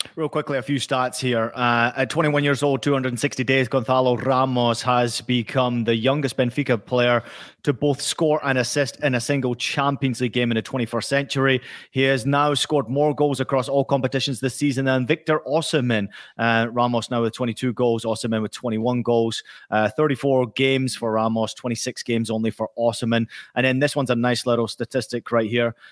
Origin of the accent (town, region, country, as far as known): Scotland, United Kingdom; born or raised there; moved away